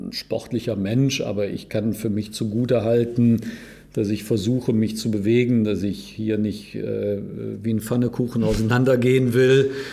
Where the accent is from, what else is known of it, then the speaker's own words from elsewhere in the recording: Cologne, North Rhine-Westphalia, Germany; Also wir Rheinländer und ich bin Kölner